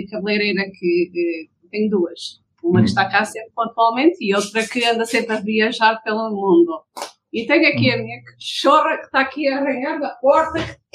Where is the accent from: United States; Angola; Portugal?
Angola; Lobito, Benguela; born there; Nasci em Lubito, Angola.